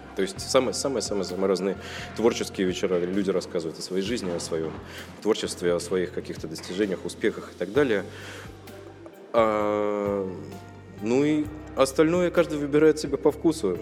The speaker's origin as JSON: {"language": "Russian", "country": "Russia", "lives_now": "Saint Petersburg, Russia", "said": "как любой россиянин"}